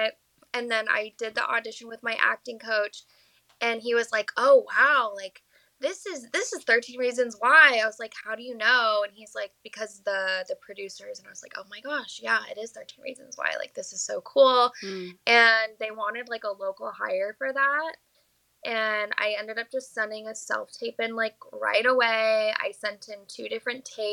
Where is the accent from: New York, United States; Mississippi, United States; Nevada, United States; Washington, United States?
Nevada, United States; Las Vegas; I'm from Las Vegas, and I have a Las Vegas agency